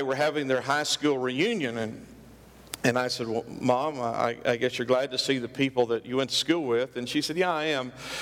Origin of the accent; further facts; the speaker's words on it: Oklahoma, United States; we are hicks from Oklahoma. We lived way out in the country.